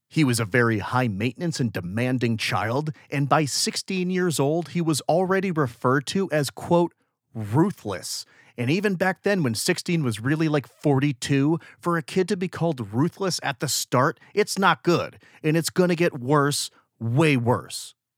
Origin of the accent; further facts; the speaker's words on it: United States; I'm from America.